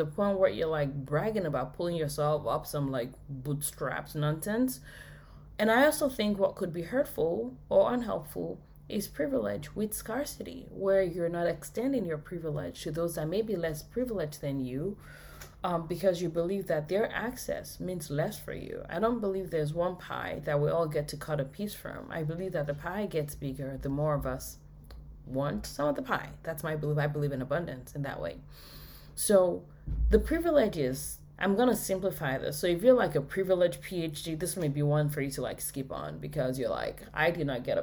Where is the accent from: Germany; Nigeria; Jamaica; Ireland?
Nigeria; moved away as an adult; now in United States; I was born in Nigeria